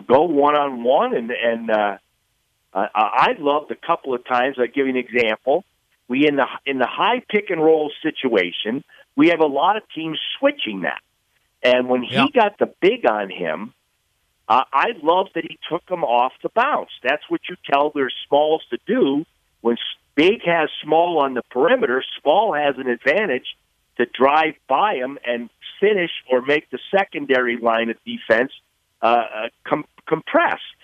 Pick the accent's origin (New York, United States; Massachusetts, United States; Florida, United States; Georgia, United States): Massachusetts, United States; I'm from Massachusetts